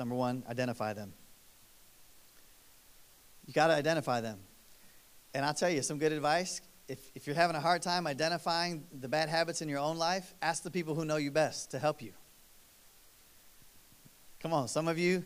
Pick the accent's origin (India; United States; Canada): United States; East Coast; I grew up on East Coast time